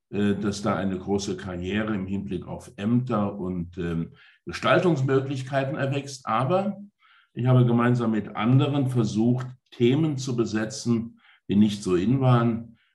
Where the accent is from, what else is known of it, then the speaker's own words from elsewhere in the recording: Saarland, Germany; moved away as an adult; als ich 1990 äh, mit meinem kleinen Ford Escort aufgebrochen bin aus dem Saarland nach Brüssel, da bin ich aus einer eher ländlichen äh, Bergarbeitergemeinde aufgebrochen in eine europäische Großstadt